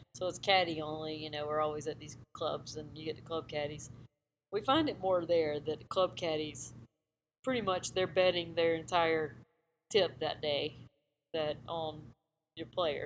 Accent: Myrtle Beach, South Carolina, United States; I grew up in Myrtle Beach area

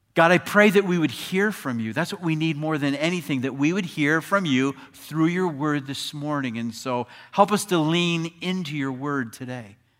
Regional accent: Chicago, Illinois, United States; we're from Chicago

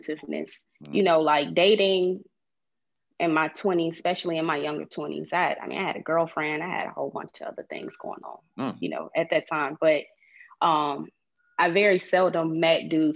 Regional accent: Portsmouth, Virginia, United States; also born or lived in Atlanta, Georgia; Virginia, Portsmouth, Virginia

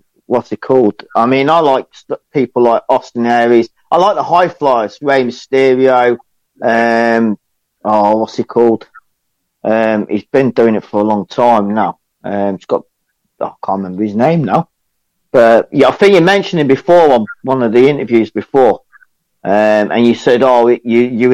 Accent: Coventry, West Midlands, United Kingdom; now in Rochdale, United Kingdom; I'm from the UK, like, I was born in Coventry, and down, like, the West Midlands area

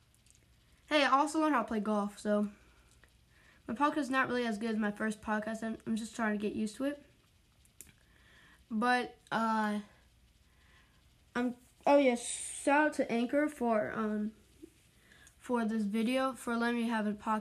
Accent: Wilmington, North Carolina, United States; I'm from Wilmington, North Carolina

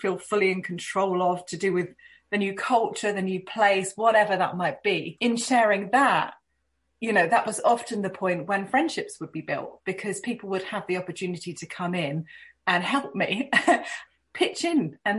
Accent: United Kingdom; But I do have to say that as a Brit, moving within the UK was fairly natural and didn't pose too many challenges for me.

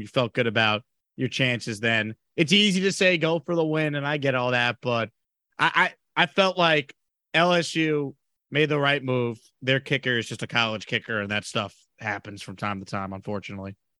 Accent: Long Island, New York, United States; moved away as an adult; now in Houston, United States; I grew up on Long Island

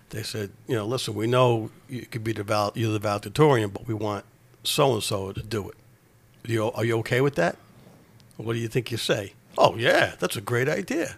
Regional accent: New York City, New York, United States; I grew up in Ozone Park, Queens, New York

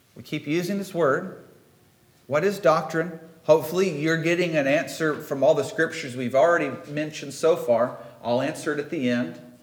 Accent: Midwest, United States; accent: Midwestern; my best Midwestern accent

